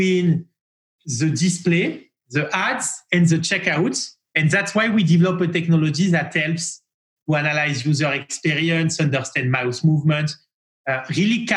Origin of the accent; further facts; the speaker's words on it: France; accent: French; English is a second language; moved away as an adult; also born or lived in Marseille / Paris; now in New York, United States; My accent is a very beautiful and charming French accent. I grew up in France, and I moved from Paris to New York in 2017 to launch our US activities